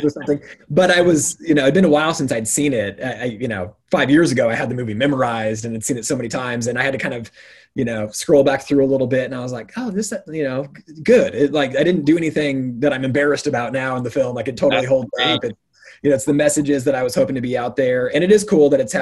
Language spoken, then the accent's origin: English; Eastern Washington, United States; growing up in Eastern Washington